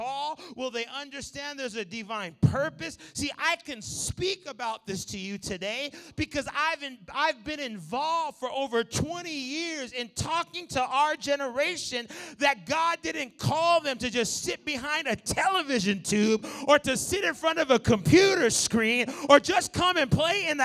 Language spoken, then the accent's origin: English; Los Angeles, California, United States; I'm running a very small discipleship home in my hometown there in the L.A. area